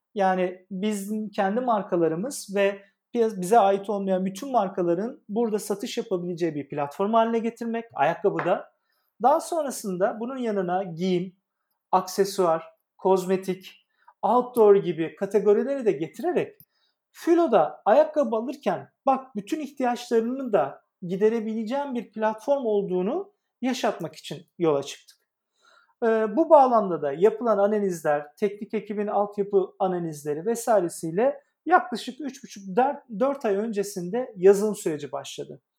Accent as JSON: {"language": "Turkish", "region": "Adana", "country": "Turkey", "tie": "born or raised there", "moved": "as an adult", "lives_now": "Istanbul, Turkey", "said": "Adana'da doğup büyüdüm e, liseye kadar"}